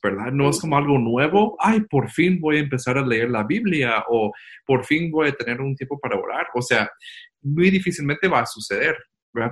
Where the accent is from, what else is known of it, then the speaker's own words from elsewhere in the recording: Guatemala; aquí estamos extrañando nuestra casa, nuestra Guatemala